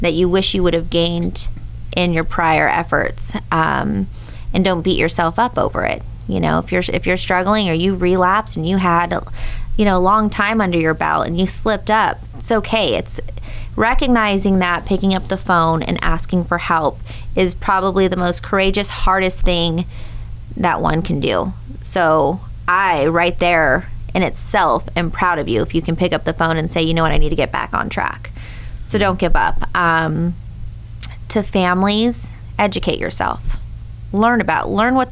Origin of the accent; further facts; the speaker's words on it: Hollister, California, United States; I'm from Hollister